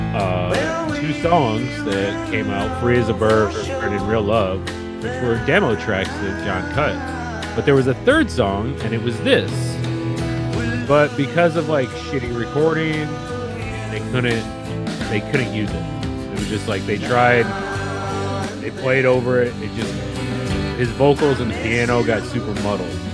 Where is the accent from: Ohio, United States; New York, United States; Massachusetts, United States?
Ohio, United States; growing up in Ohio